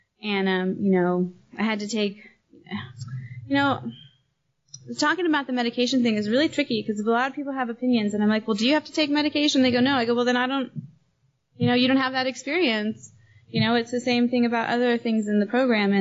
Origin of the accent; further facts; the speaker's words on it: Los Angeles, California, United States; moved away as an adult; now in Nairobi, Kenya; growing up in Los Angeles